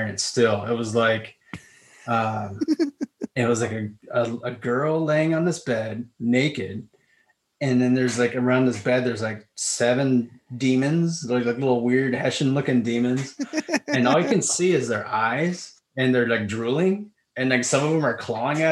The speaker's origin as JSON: {"language": "English", "town": "Vista", "region": "California", "country": "United States", "tie": "born or raised there", "said": "I grew up in Vista"}